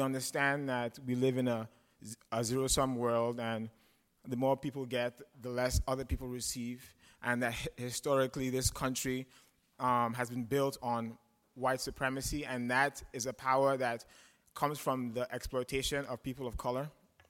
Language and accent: English; Nigeria; now in United States; And I moved here from Nigeria. I'm black, as you guys can see. But being Nigerian and being black is different from being American and being black.